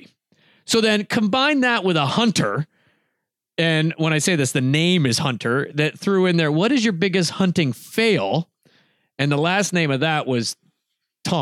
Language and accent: English; Canada; I'm Canadian